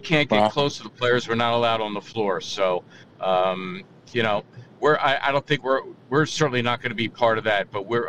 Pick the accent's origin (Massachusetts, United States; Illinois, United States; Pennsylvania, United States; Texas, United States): Pennsylvania, United States; Philadelphia; also born or lived in Mayfair, Philadelphia; So I'm from Somerton. Okay. I was actually born in Mayfair, but moved to Somerton when I was like six.